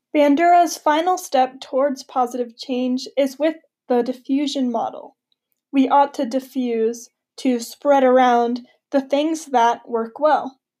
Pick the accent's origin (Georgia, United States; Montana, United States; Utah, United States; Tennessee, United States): Montana, United States; Wildfires burn through Montana, my home state, every year.